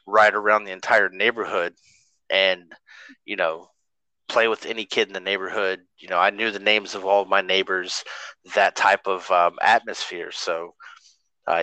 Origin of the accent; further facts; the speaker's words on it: North Carolina, United States; also born or lived in Arkansas; I was born in Arkansas, but we moved to North Carolina when I was 1